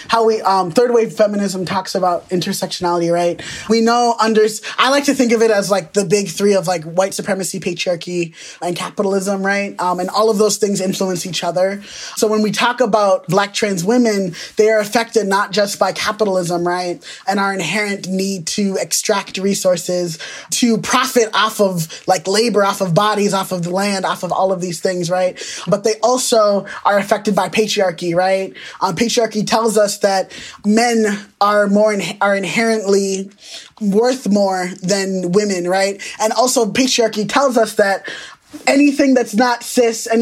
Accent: United States; I was born in America, but my parents migrated here from Nigeria

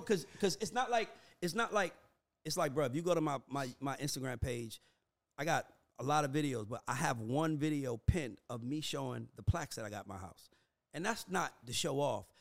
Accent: Atlanta, Georgia, United States; I'm from Atlanta.

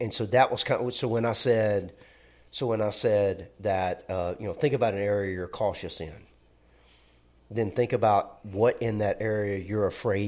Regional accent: Alabama, United States; Well, we're from Alabama. We're not going to say Augustine.

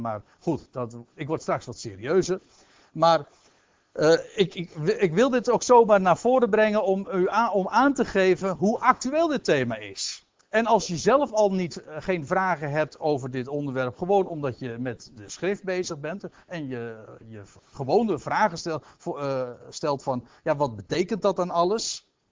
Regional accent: Aalsmeer, North Holland, Netherlands; ik zelf uit Aalsmeer afkomstig ben. In de jaren dat ik zeg maar zelf nog jong was

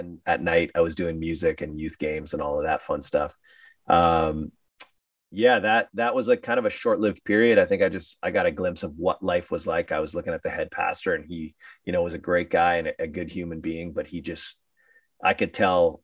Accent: Sudbury, Ontario, Canada; we did a record release party in my hometown

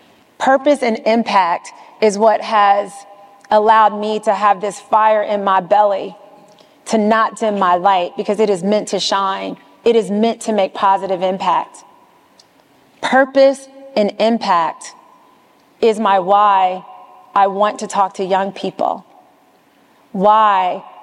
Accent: the South, United States; now in New York, United States; You know, I am from the South. You know, my mom is an educator. My dad drove trucks and scanned boxes. I'm first generation integration. You know, I went to schools in the South, but I work in New York in the largest financial center.

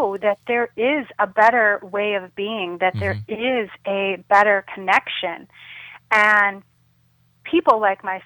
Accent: Chicago, Illinois, United States; a Center for Spiritual Living in Chicago, my hometown

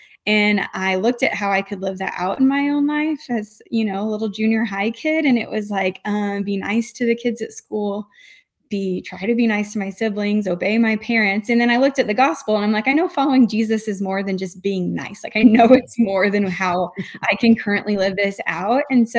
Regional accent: Illinois, United States; And so I'm from Southern Illinois, and my parents put me on the youth group bus when I was 14.

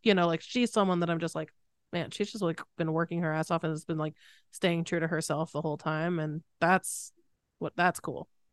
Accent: Connecticut, United States; I grew up in Connecticut

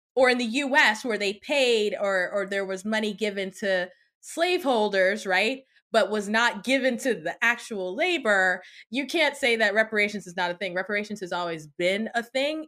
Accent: United States; I was born in the States

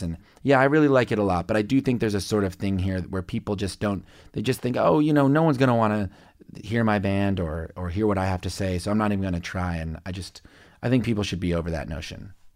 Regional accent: on the Kansas side, United States; also born or lived in Lubbock, Texas; grew up in Can- a suburb of Kansas City, Missouri, but on the Kansas side.

